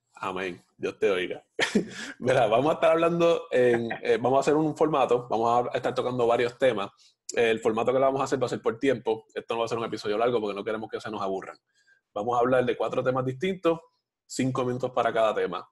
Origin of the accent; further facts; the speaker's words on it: Puerto Rico; la mayoría de los puertorriqueños somos